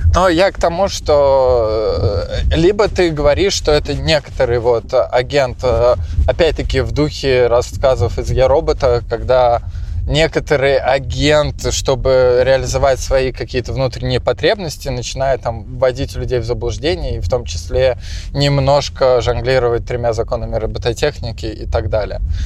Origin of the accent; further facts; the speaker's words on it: Tolyatti, Samara Oblast, Russia; я пока рос в Тольятти